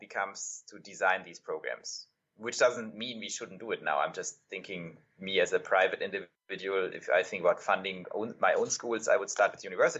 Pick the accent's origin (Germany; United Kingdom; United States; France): Germany; moved away; I'm European, right? So I grew up in Germany